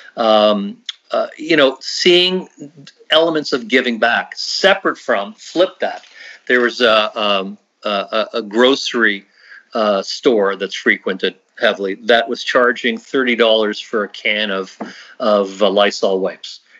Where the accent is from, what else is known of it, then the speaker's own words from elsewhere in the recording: Canada; we are so Canadian. I mean, we're just so Canadian